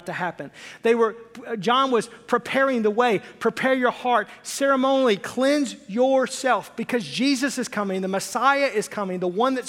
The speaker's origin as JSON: {"language": "English", "region": "Arkansas", "country": "United States", "tie": "born or raised there", "said": "I was raised in Arkansas"}